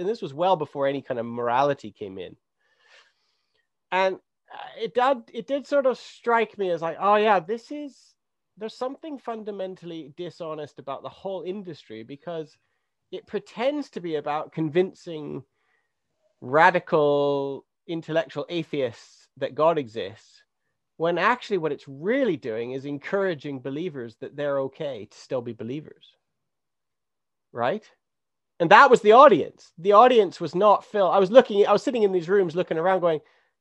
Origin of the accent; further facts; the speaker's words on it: Three Hills, Alberta, Canada; growing up in Three Hills